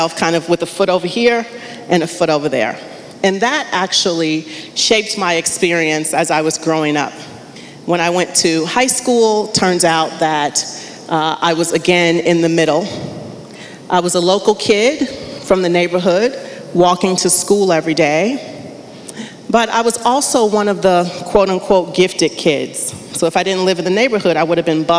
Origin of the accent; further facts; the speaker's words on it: Chicago, Illinois, United States; I was born and raised in Chicago